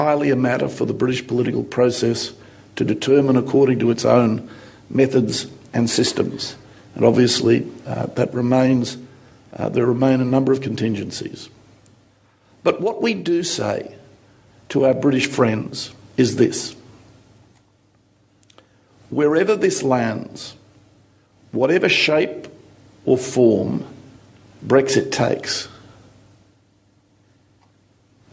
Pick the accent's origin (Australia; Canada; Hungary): Australia; moved away as an adult; now in London, United Kingdom; we Australians